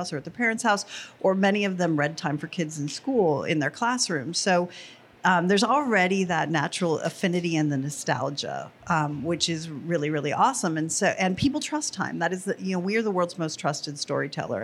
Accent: Los Alamos, New Mexico, United States; I grew up in Los Alamos, New Mexico

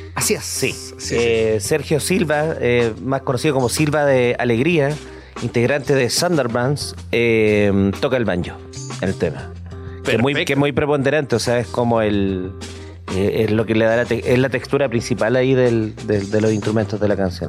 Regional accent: Concepción, Biobío, Chile; somos dos bandas de Concepción

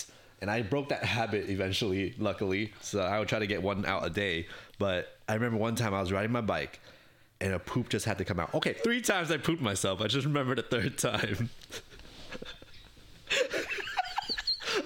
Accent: New York City, New York, United States; born or raised there; English is a second language

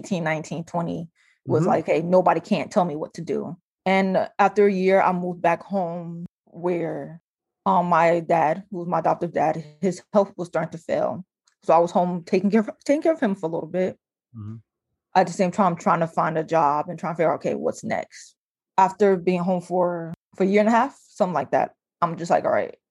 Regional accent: New Jersey, United States; moved away as an adult; also born or lived in Iowa; I'm from New Jersey

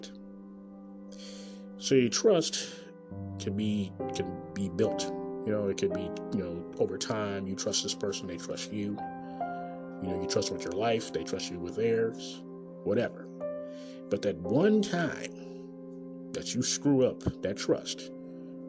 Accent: Kansas City, Missouri, United States; Coming live in direct from Kansas City, Missouri, my hometown.

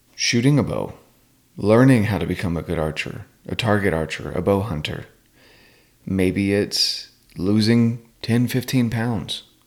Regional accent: North Carolina, United States; I'm from North Carolina

